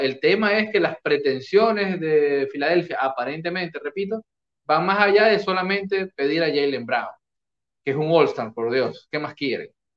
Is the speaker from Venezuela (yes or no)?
yes; Venezuela